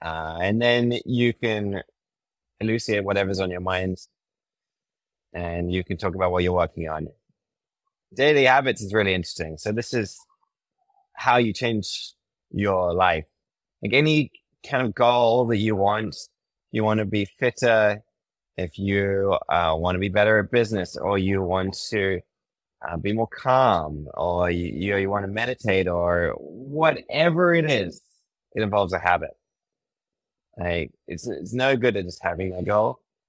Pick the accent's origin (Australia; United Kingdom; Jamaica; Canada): United Kingdom; now in United States; I mean, I'm British, and I think I've been in the States for a decade. My accent is totally messed up.